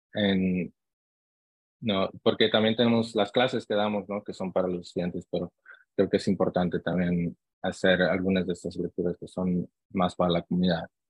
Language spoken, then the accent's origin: Spanish; Long Beach, California, United States; also born or lived in Santa Ana, California; yo nací aquí en, en Santa Ana, California y crecí en, ah, en Long Beach, California